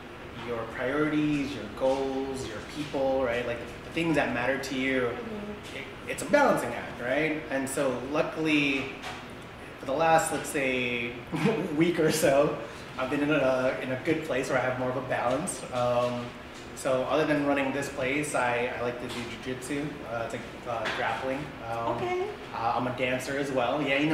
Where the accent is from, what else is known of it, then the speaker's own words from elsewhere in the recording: Philippines; We're both Filipino, but when we were dating, she was thinking AP Mandarin.